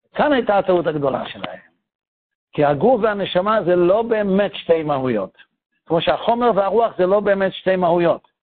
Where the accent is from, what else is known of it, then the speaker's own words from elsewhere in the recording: Tel Aviv, Tel Aviv District, Israel; אבא שלי ואמא שלי היו בתל אביב כשאני נולדתי